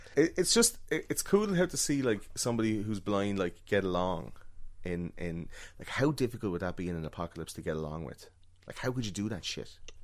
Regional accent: Ireland

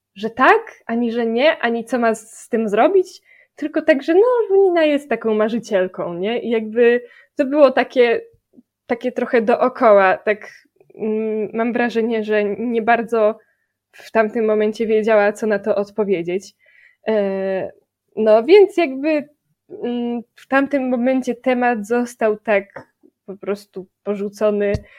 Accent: Gorzów Wielkopolski, Lubusz Voivodeship, Poland; a ja jestem z Gorzowa

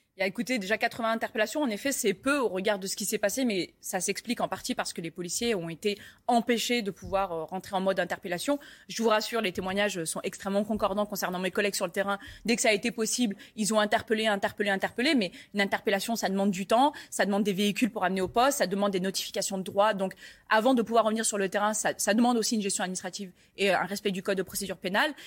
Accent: Paris, Île-de-France, France; je suis parisienne

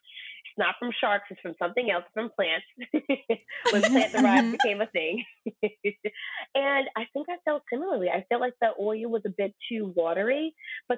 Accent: New York, United States; being from born and raised in New York

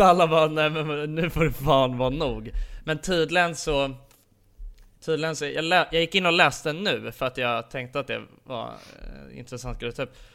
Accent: Sweden; vi är ifrån Sverige

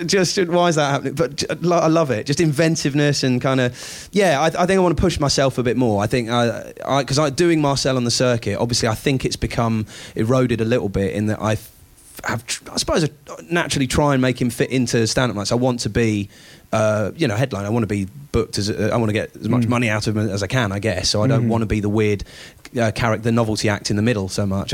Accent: United Kingdom; being a Brit

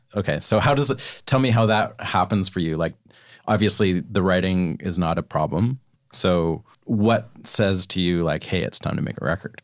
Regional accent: Canada; now in Nashville, United States; I'm Canadian

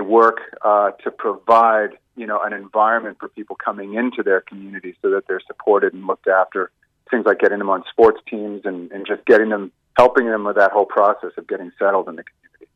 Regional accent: Boston, Massachusetts, United States; now in Ireland; you might pick up from my accent. I'm, I'm from Boston originally. Yeah. I've been here for a lot of years

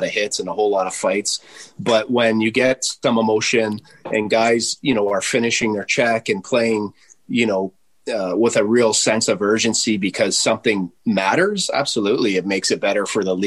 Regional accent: Ontario, Canada; I'm from Ontario

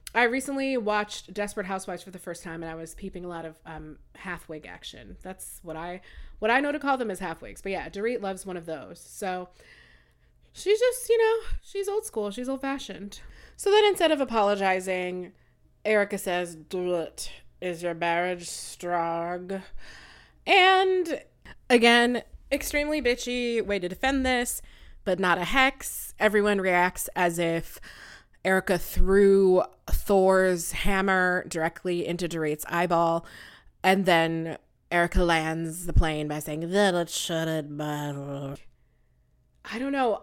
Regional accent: United States; also born or lived in Nigeria; I'm American and Nigerian.

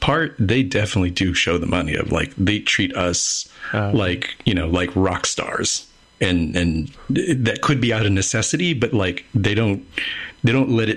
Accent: United States; as an American

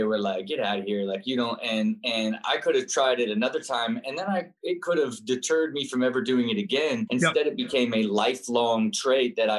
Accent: Kettering, Ohio, United States; I grew up and was born in Kettering, Ohio

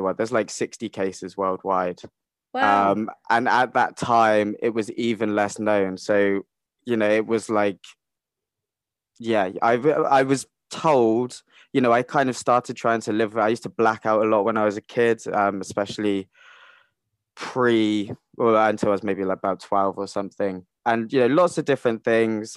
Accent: Cornwall, South West England, United Kingdom; I grew up in Cornwall

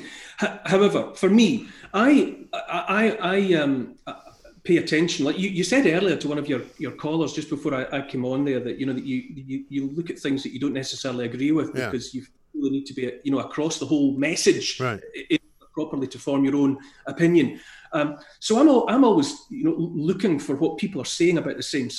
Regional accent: Scotland, United Kingdom; as a Scot in Scotland

